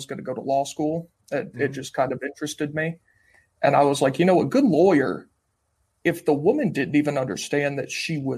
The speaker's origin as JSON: {"language": "English", "region": "Georgia", "country": "United States", "tie": "born or raised there", "moved": "yes", "lives_now": "Tennessee, United States", "said": "I grew up in Georgia before I moved to Tennessee"}